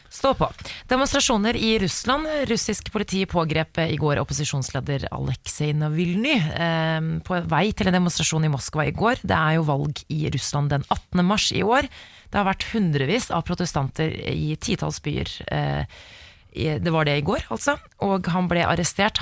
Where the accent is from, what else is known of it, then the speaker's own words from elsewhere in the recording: Oslo, Norway; Jeg er uh, fra Oslo